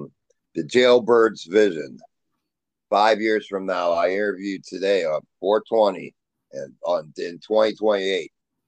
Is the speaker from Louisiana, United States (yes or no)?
no; Ohio, United States; I know I'm from Ohio